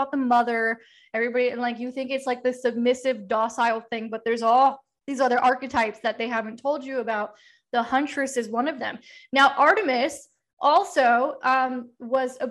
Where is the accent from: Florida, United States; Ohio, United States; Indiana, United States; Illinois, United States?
Florida, United States; Miami; I grew up in Miami